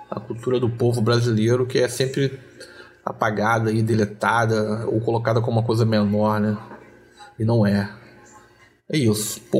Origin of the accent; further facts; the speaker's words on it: Duque de Caxias, Rio de Janeiro, Brazil; É, eu sou aqui de Duque de Caxias mesmo, nasci na Chacrinha ali criado na Chacrinha Vila São Luís, né? Na grande Vila São Luís ali, Laureano 21.